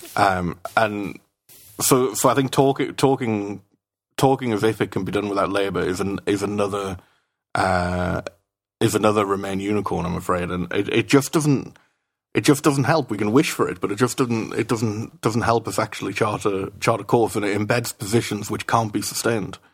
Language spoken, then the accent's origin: English; United Kingdom; now in Brussels, Belgium; as a Brit in Brussels